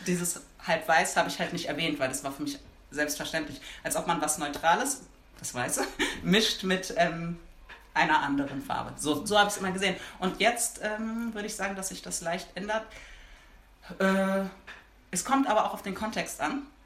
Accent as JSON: {"language": "German", "region": "Berlin", "country": "Germany", "tie": "born or raised there", "said": "Ich bin in Berlin geboren und aufgewachsen"}